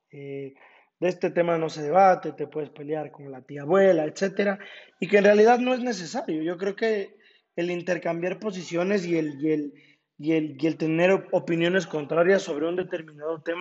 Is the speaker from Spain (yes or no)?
no; Ambato, Tungurahua, Ecuador; also born or lived in Quito; y en Ambato porque es mi ciudad natal y es donde también a consecuencia de la pandemia he estado viviendo este último año y medio.